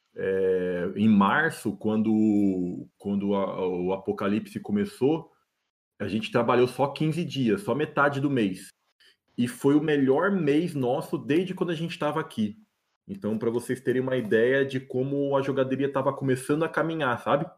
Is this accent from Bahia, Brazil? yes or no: no; Embu-Guaçu, São Paulo, Brazil; moved away as an adult; now in Florianópolis, Brazil; somos de Imbuguaçu, uma cidade da Grande São Paulo